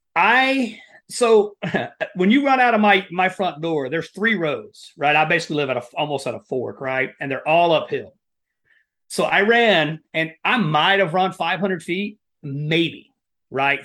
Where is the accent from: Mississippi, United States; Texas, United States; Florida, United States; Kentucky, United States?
Kentucky, United States; Appalachia, Southeast; moved away; I grew up in Appalachia, uh, you know, that Southeast Kentucky area right there in the, the coal mining country